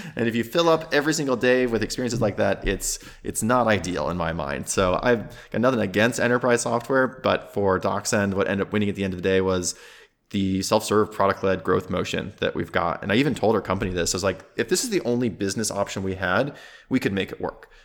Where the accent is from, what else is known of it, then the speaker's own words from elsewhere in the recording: South Dakota, United States; moved away as an adult; I grew up in South Dakota